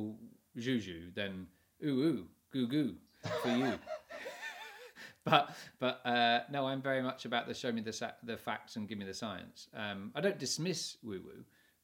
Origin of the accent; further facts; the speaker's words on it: England, United Kingdom; being English